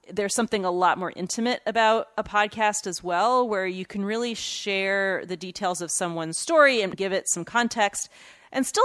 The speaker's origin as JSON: {"language": "English", "country": "United States", "tie": "born or raised there", "said": "I was born here in the United States to two immigrant parents."}